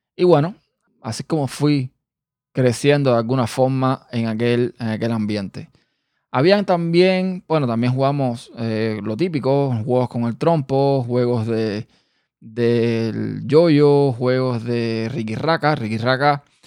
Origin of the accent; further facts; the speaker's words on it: Havana, Cuba; also born or lived in Pinar del Río, Cuba; yo vivía en el campo, que fue donde yo nací, en una provincia llamada Pinas de Río. Pero yo no viví toda mi vida en ese lugar. Yo después me mudé para La Habana